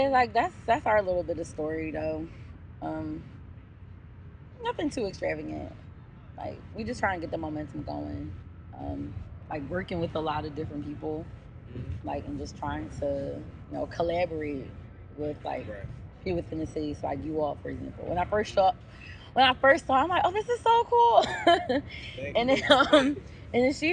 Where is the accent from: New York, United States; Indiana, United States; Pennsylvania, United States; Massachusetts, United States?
Pennsylvania, United States; Philadelphia; I'm from Philly. I've been here all my life